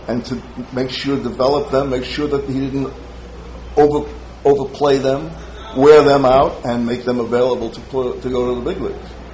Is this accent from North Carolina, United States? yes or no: no; New York City, New York, United States; I was a kid growing up in Brooklyn